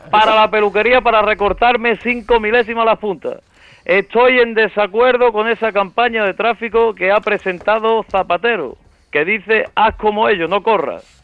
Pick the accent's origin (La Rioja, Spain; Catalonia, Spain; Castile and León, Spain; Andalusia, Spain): Andalusia, Spain; Vélez-Málaga; now in Qatar; de Vélez, Málaga, ¿no? Aunque por motivos de trabajo laboral me encuentro ahora en Qatar, ¿no?